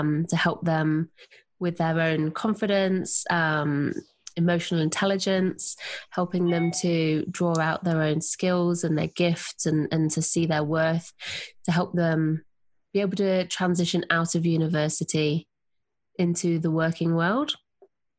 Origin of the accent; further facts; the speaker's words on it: Nottingham, East Midlands, United Kingdom; accent: English; moved away as an adult; also born or lived in Sydney, Australia; now in Southern Highlands, Australia; I'm English. I grew up in Nottingham in England, and I moved to Australia